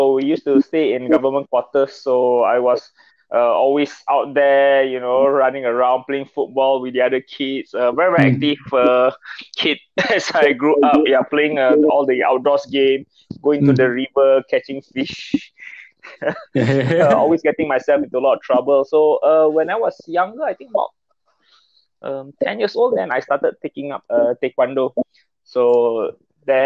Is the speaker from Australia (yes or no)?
no; Kenyir, Terengganu, Malaysia; And then Kenye just happened to be my hometown. I'm from Terengganu.